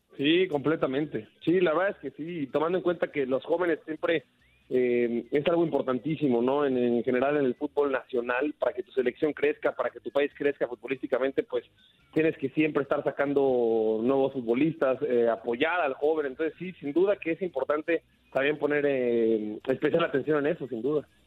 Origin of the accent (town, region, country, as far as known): Mexico